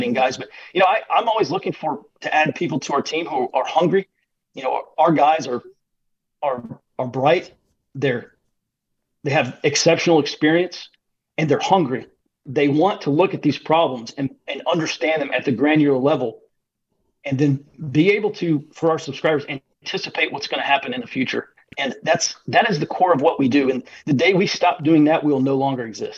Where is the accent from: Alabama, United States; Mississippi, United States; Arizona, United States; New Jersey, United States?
Alabama, United States; Birmingham; I grew up in Birmingham, or the Birmingham area, and I went to school at the University of Alabama